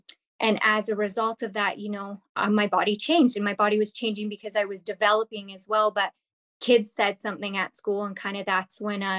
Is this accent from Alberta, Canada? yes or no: no; Kimberley, British Columbia, Canada; because I'm from, I grew up in Kimberley, BC. So I'm from the Rocky Mountains, small town. I moved quite a bit, but that was the place that I lived the longest.